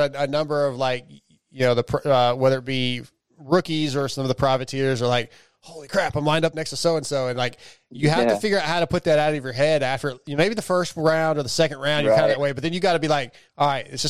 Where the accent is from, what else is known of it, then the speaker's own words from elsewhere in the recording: California, United States; now in Texas, United States; I was born in California, but we're in Texas now